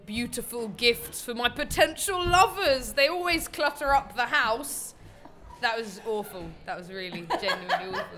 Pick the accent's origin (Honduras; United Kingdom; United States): United Kingdom; London; now in Nottingham, United Kingdom; I come originally from East London, but I now live in Nottingham.